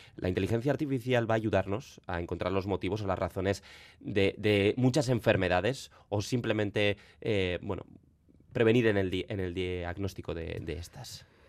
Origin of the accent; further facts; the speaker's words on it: Basque Country, Spain; en nuestro país, en Euskadi